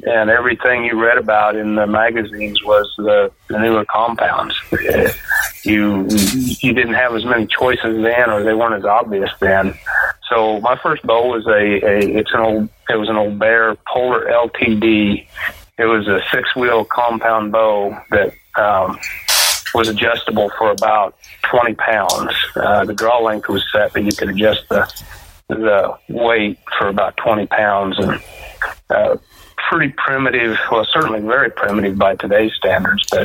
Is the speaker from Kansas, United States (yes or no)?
yes; Kansas, United States; I grew up here in Kansas and grew up on the family farm